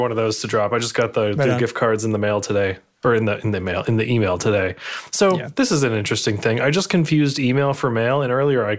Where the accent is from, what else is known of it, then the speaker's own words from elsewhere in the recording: Connecticut, United States; moved away; in my hometown down in Connecticut